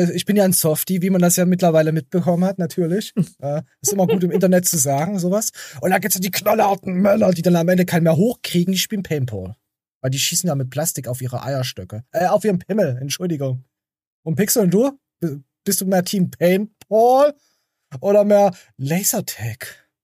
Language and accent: German; Germany; bei uns in Deutschland